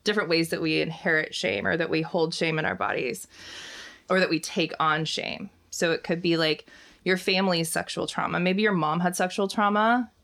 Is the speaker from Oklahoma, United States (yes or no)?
yes; Oklahoma, United States; I'm from Oklahoma, and I was always like in Sunday school, and we'd go to church twice a week